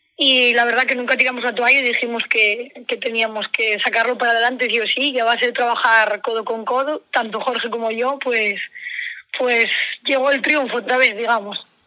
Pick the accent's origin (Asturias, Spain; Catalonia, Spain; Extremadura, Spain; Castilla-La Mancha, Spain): Asturias, Spain; now in Ferrol, Spain; allí en mi tierra, que yo soy asturiana. yo vivo en Ferrol, pero soy asturiana de, de un pueblo que, bueno, Gineo